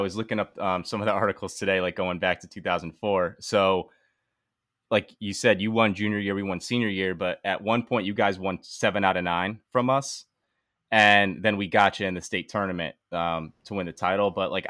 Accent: Bristol, Connecticut, United States; I'm from Bristol.

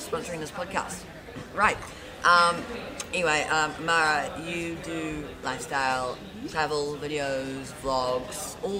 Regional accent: Auckland, New Zealand; I like being a New Zealander, but then again, I do want to move out of Auckland.

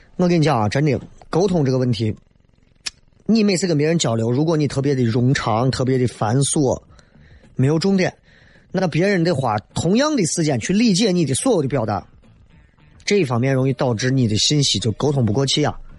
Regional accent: Northeast China, China; now in Xi'an, China; 我一个朋友。也是东北的，很幽默。

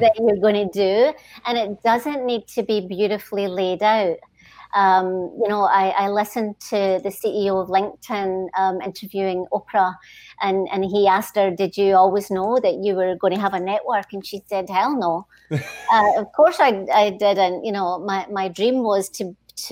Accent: Stoneyburn, Scotland, United Kingdom; moved away; also born or lived in Singapore; It was actually a small mining village in between Glasgow and Edinburgh, and the name of the village is Stonyburn, and so that's where I grew up

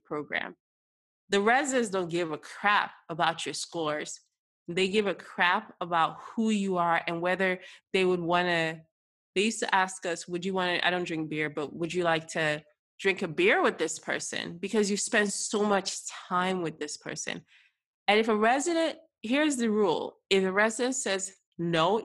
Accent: United States; I am first generation American, raised in America and with Nigerian roots

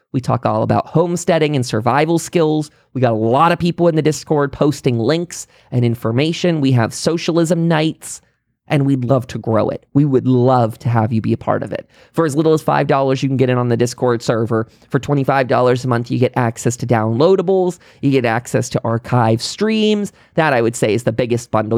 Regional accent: United States; as an American

